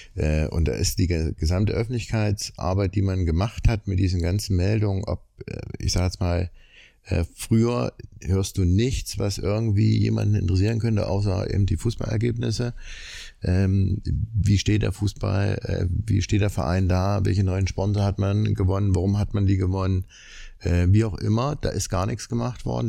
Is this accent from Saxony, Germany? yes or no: yes; Leipzig, Saxony, Germany; Erstmal komme ich aus Leipzig